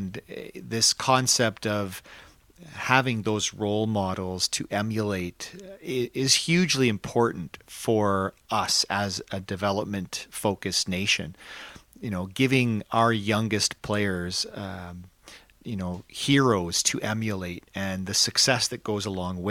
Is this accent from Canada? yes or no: yes; Canada